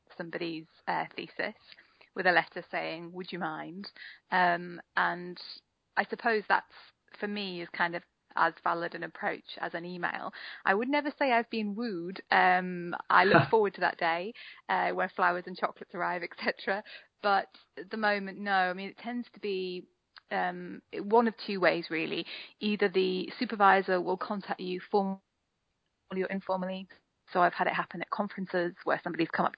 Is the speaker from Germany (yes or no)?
no; Newcastle upon Tyne, North East England, United Kingdom; now in Brighton, United Kingdom; I'm from Newcastle originally